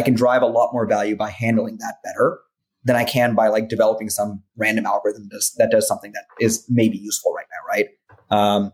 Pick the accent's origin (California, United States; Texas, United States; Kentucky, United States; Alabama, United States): Texas, United States; Dallas; moved away; I come from Dallas, Texas